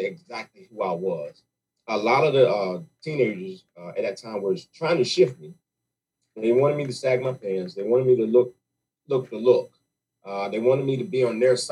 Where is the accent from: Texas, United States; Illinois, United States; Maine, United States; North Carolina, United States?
North Carolina, United States; Raleigh; also born or lived in Johnston County, North Carolina / Clayton, North Carolina; I'm really from Worthdale, Raleigh, North Carolina